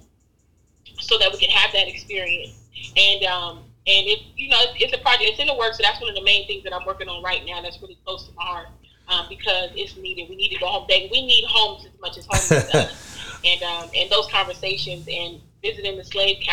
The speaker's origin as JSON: {"language": "English", "town": "Long Beach", "region": "California", "country": "United States", "tie": "born or raised there", "said": "growing up in Long Beach"}